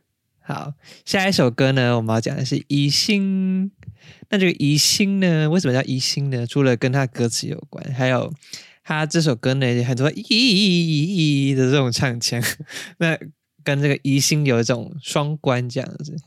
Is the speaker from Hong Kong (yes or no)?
no; Taiwan; 我们是台湾人